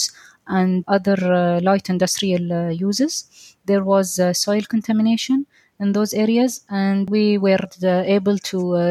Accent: Doha, Qatar; I am a Qatari engineer. I was born and raised here in Doha.

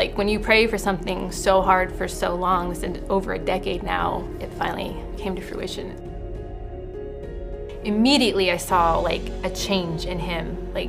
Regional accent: San Jose, California, United States; moved away as an adult; I was born in San Jose, California, and I grew up with a single mom, and faith had always been a part of my own life

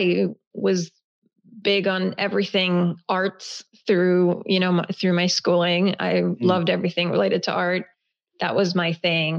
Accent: the South, United States; first language Hebrew; English is a second language; also born or lived in Israel; growing up in the South

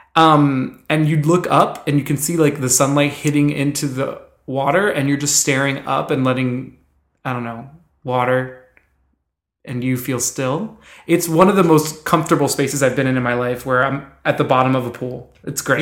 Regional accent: Miami, Florida, United States; I grew up in Miami, also growing up as a swimmer

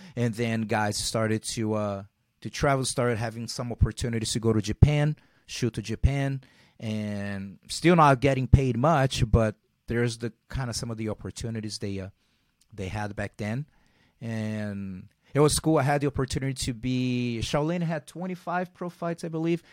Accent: Rio de Janeiro, Brazil; moved away as an adult; now in United States; growing, growing up in Brazil and being in an, uh, those low, middle class areas

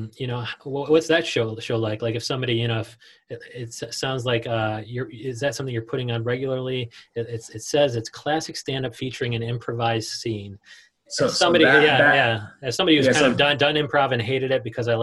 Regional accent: United States; as an American

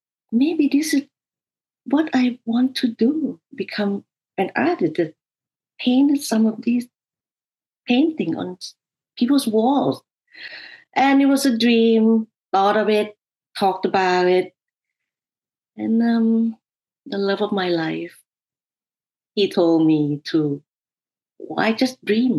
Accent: Thailand; moved away; growing up in Thailand

